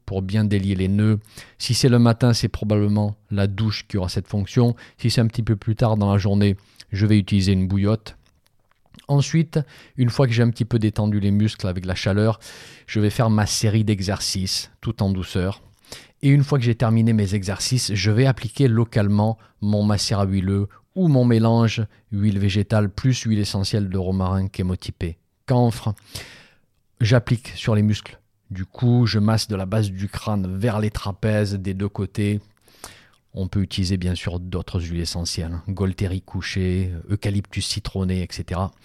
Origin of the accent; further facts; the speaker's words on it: Provence-Alpes-Côte d'Azur, France; chez moi en Provence